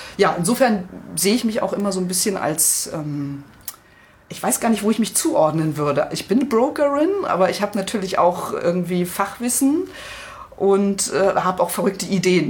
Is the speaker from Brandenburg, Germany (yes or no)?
yes; Spreewald, Brandenburg, Germany; moved away; Ich komme ja ursprünglich aus dem Spreewald